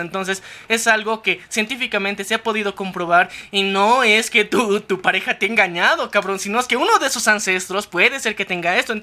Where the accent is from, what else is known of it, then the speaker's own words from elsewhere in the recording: Bolivia; somos de Bolivia